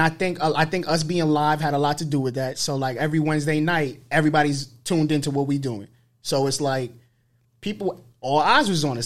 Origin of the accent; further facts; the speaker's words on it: New York City, New York, United States; being from the Bronx